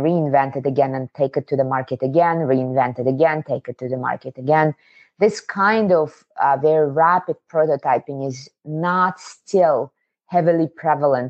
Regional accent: Kazakhstan; moved away; I was born in the Soviet Union in a southern state, Kazakhstan. I'm from Asia.

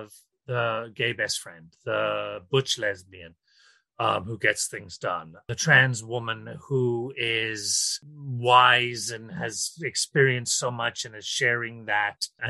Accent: Ireland; now in New York City, United States; I am from Ireland originally, but I currently live in New York City

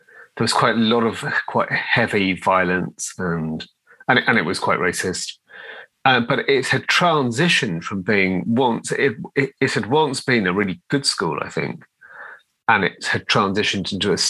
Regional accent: Liverpool, North West England, United Kingdom; I grew up in Liverpool, and I was born in 1969, so I was growing up in Liverpool in the kind of 70s era

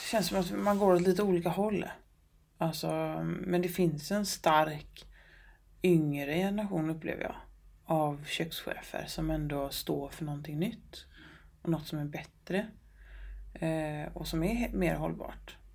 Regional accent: Gothenburg, Västra Götaland, Sweden; men jag är från Göteborg, jag vet att det finns god fisk här

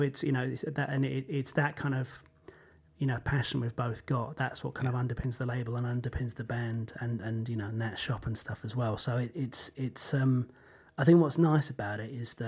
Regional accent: England, United Kingdom; myself being English

